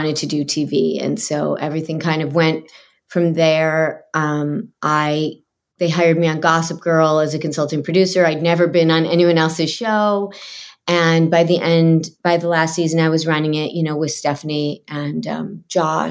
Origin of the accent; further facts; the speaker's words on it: Michigan, United States; now in Los Angeles, United States; I grew up in Michigan